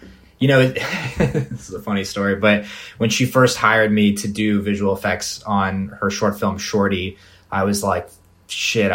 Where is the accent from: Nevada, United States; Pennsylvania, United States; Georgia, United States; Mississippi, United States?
Nevada, United States; Las Vegas; also born or lived in Los Angeles, California; I was born in Los Angeles, but I grew up in Las Vegas